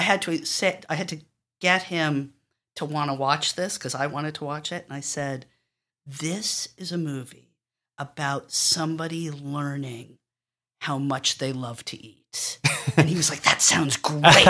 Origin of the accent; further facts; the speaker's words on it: New York City, New York, United States; I grew up on the Upper West Side